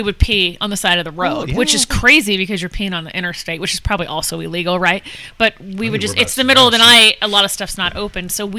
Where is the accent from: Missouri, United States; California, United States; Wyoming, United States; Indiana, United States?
California, United States; Los Angeles; moved away; I was in Los Angeles because it was in my hometown